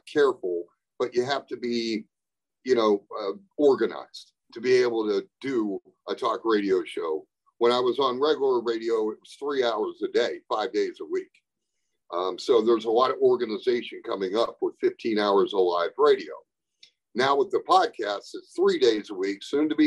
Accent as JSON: {"language": "English", "area": "Upper Ohio Valley", "region": "West Virginia", "country": "United States", "tie": "born or raised there", "said": "covering my hometown"}